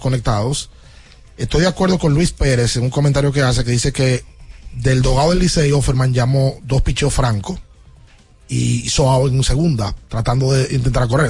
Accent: Dominican Republic; cómo somos nosotros los dominicanos

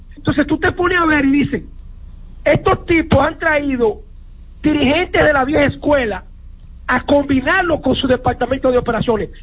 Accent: Dominican Republic; como dominicano

